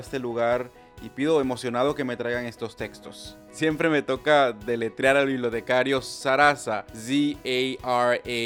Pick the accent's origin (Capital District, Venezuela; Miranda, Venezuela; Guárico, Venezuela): Guárico, Venezuela; Zaraza; moved away; el pueblo en el que nací